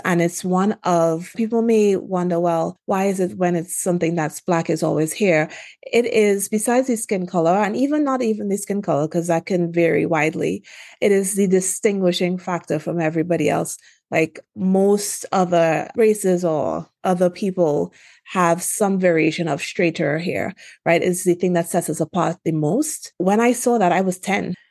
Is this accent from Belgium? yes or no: no; Trinidad & Tobago; also born or lived in Washington, D.C. / Philadelphia; now in California, United States